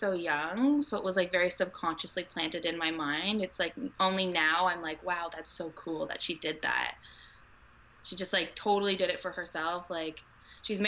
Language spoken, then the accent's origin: English; Canada; I'm from Canada.